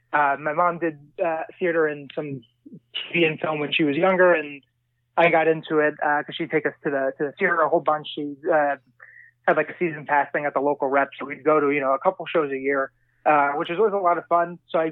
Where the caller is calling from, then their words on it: New York, United States; Sure, I'm in Harlem, in New York, New York.